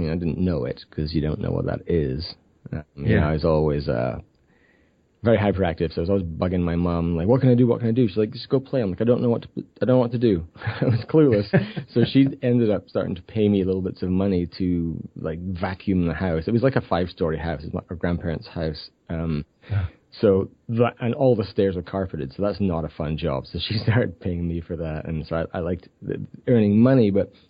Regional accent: Scotland, United Kingdom; moved away as an adult; now in Vancouver, Canada; I grew up in a tiny village in Scotland. My accent is really diminished.

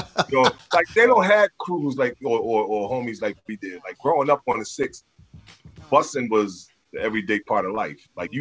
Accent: Philadelphia, Pennsylvania, United States; growing up in North Philly back in the 70s and 80s

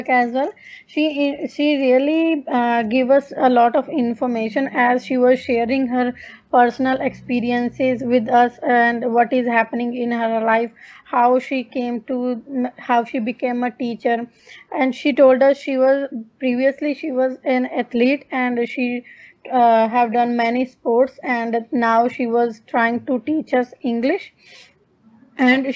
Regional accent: Punjab, India; moved away as an adult; also born or lived in Sydney, Australia; now in Darwin, Australia; I'm basically from India, Punjab, but currently I'm living in Darwin, Australia

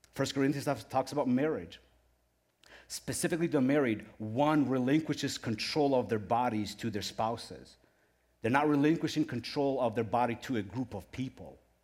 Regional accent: Ukraine; moved away; I was born in Ukraine

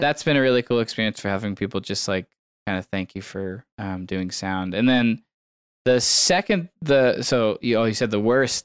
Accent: San Diego, California, United States; moved away as an adult; also born or lived in Portland, Oregon; now in Bend, United States; did not grow up in Bend. I grew up in San Diego, California

